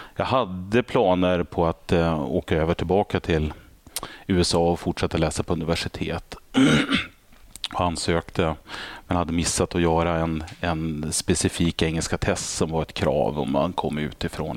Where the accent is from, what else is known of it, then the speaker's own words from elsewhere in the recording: Örnsköldsvik, Västernorrland County, Sweden; moved away; där är jag född och uppvuxen